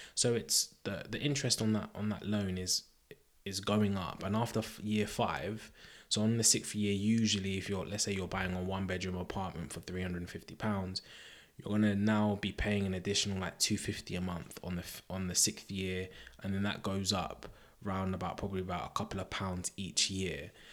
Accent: Croydon, London, United Kingdom; Croydon, Croydon is my hometown

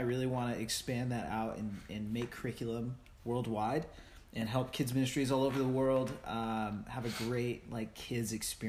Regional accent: United States; I am American.

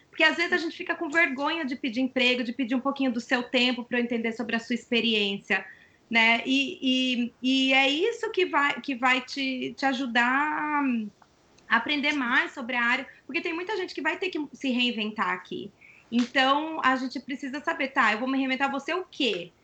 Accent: Brazil; moved away as an adult; now in United States; lá vai a brasileira

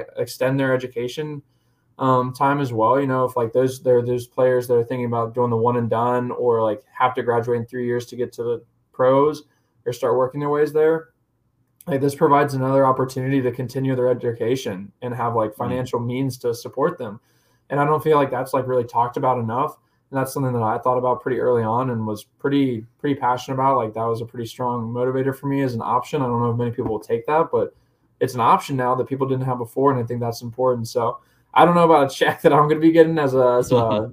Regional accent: Indiana, United States; I grew up with him in Indiana

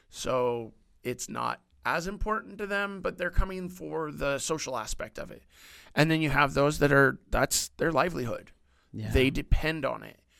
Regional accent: Washington, United States; moved away; I moved down here in 2010, but before I moved down here, I was from Washington State

